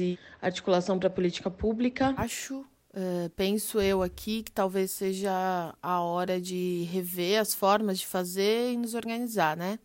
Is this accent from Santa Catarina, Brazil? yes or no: no; São Paulo, Brazil; nascida e criada na Zona Sul de São Paulo, extremo sul, colônia, Aparelheiros, uma região rural periférica